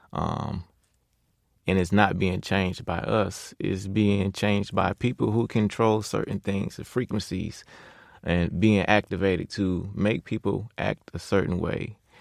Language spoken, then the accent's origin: English; Pensacola, Florida, United States; moved away; also born or lived in Georgia; Born and raised in Pensacola, Florida, I moved to Georgia in 2002.